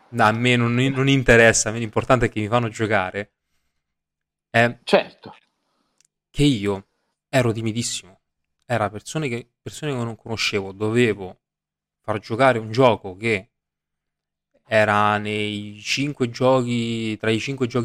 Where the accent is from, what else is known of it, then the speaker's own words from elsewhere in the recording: Rome, Lazio, Italy; io sono di Roma